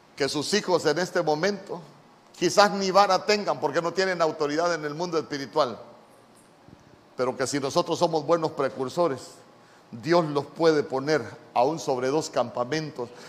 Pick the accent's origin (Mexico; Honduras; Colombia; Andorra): Honduras; yo ya era ciudadano honorable de esta tierra